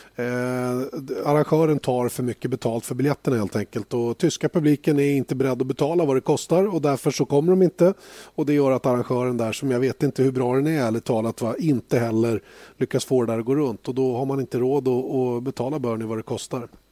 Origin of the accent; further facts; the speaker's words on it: Sweden; som svensk